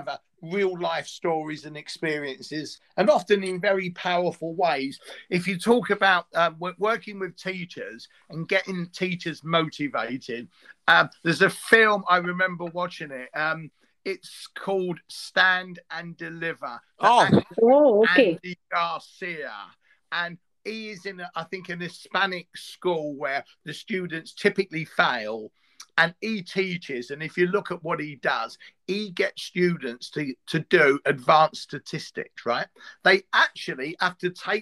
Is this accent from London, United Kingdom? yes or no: yes; London, United Kingdom; I'm from East London. I went to an East London school and I taught in one